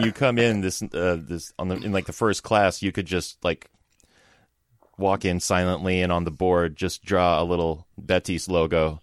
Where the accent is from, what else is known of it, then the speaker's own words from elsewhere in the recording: Los Angeles, California, United States; moved away; also born or lived in San Francisco; I lived in San Francisco for, like, ten years, but I grew up in Southern California, kinda in the L A area.